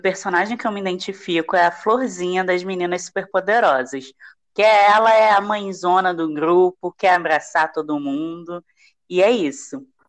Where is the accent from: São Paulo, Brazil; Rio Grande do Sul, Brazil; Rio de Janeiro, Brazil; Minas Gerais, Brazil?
Rio de Janeiro, Brazil; sou do estado do Rio de Janeiro